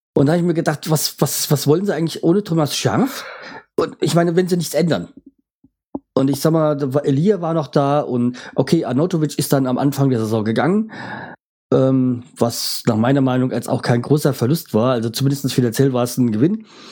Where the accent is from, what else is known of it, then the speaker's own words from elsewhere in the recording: Bremen, Germany; als Bremer